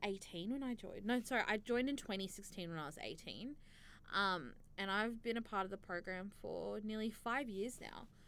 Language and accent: English; Australia; an Australian born um, young Muslim